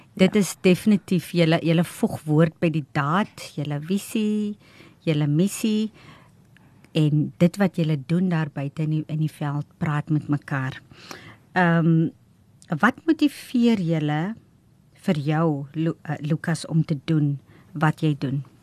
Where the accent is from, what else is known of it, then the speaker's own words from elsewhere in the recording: O'okiep, Northern Cape, South Africa; first language Afrikaans; moved away as an adult; Ek kom uit 'n klein plekkie ook uit Oukiep uit die Noord-Kaap uit en toe ek in die Grote Kaap kom en na matriek